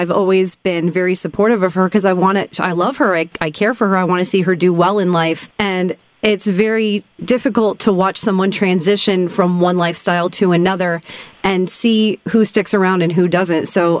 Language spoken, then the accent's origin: English; Central Florida, United States; moved away; growing up in Central Florida